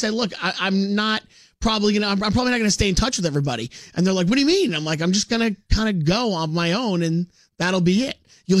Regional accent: New York City, New York, United States; We're from Brooklyn.

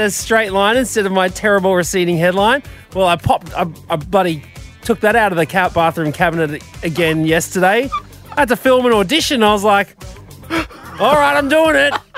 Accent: Brisbane, Queensland, Australia; I was 15 from Brizzy

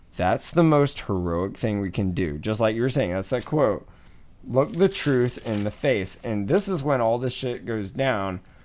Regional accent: Atlanta, Georgia, United States; moved away; I'm from Atlanta, Georgia, originally

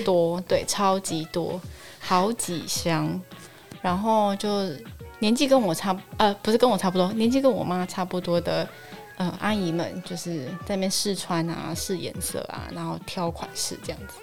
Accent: southern Taiwan, Taiwan; 我是南部人啦，哈，所以我们南部，你知道，购物地方没有很多

